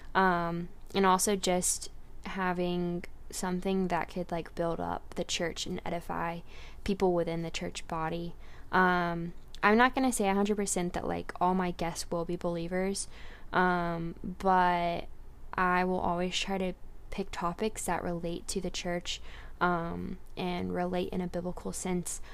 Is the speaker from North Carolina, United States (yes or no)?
yes; Garner, North Carolina, United States; I'm from Garner, North Carolina